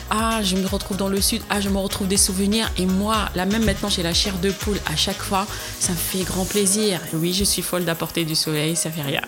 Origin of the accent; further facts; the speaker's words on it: Constantine, Constantine Province, Algeria; now in France; mon enfance à Constantine où ma grand-mère faisait de la citronnade